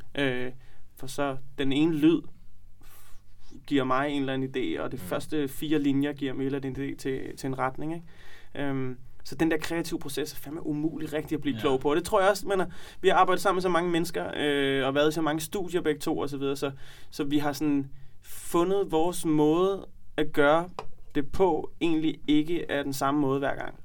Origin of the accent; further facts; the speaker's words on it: Copenhagen, Capital Region of Denmark, Denmark; vi er fra Nørrebro